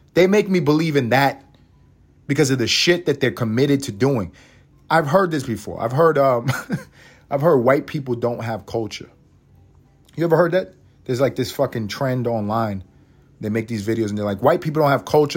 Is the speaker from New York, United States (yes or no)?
yes; New York City, New York, United States; I'm from Harlem. I grew up in East Harlem